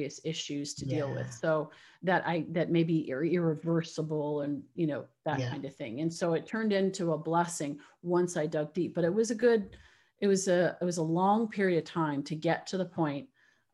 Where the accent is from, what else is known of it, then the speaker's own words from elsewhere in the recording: Canada; now in United States; I'm originally from Canada. So I live in the US now